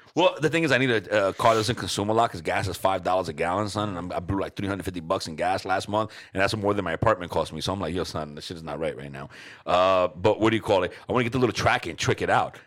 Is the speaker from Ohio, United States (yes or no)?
no; New York City, New York, United States; I grew up in New York City